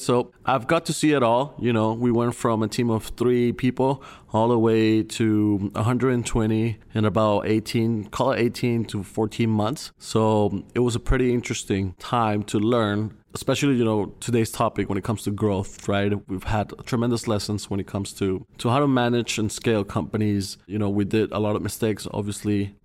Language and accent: English; Colombia; moved away as an adult; now in United States; I'm originally from Colombia. I moved to the States in two thousand fifteen